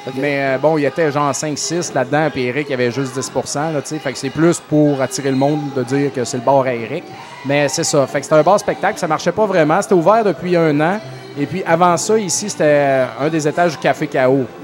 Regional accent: Saint-Joseph-de-Beauce, Quebec, Canada; je viens de la Beauce, j'habitais à Saint-Joseph

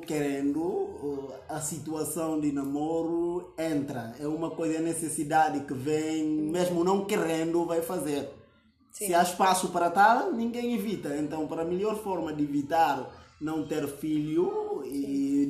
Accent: Guinea-Bissau

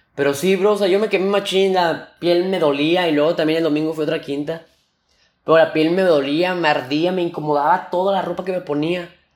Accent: Nuevo León, Mexico; aquí yo soy de Nuevo León. Este, un estado de México

